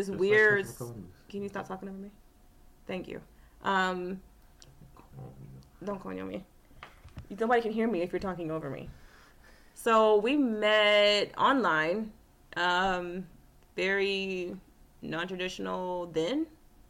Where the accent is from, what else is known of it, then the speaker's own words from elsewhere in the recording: Austin, Texas, United States; I am born and raised in Austin, Texas, and that's where we currently reside.